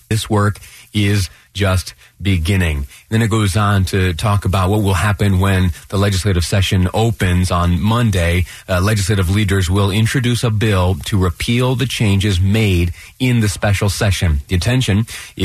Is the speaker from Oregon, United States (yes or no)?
no; Western New York, United States; now in Utah, United States; I did a good deal of my growing up in Western New York